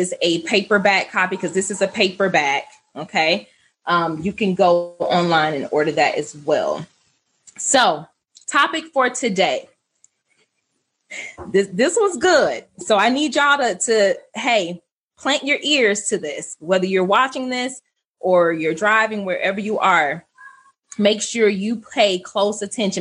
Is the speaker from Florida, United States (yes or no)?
yes; Archer, Florida, United States; I grew up in Archer